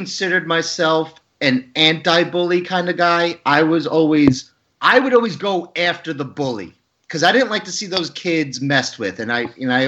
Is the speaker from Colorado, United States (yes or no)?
no; Long Island, New York, United States; I'm from Long Island, and I always made fun of nerds in high school